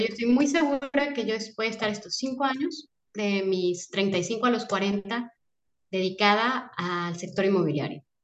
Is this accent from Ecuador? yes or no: no; Guadalajara, Jalisco, Mexico; moved away as an adult; now in Mérida, Mexico; soy de Guadalajara. Y llevamos seis meses viviendo en Mérida